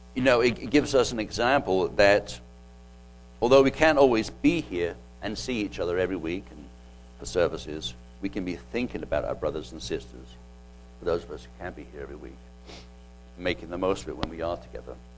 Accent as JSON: {"language": "English", "region": "England", "country": "United Kingdom", "tie": "born or raised there", "moved": "yes", "lives_now": "United States", "said": "I remember growing up as a kid um, over in England"}